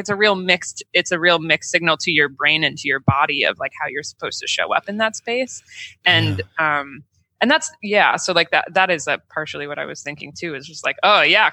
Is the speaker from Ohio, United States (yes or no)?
no; Burlington, Vermont, United States; Burton Snowboards was in my hometown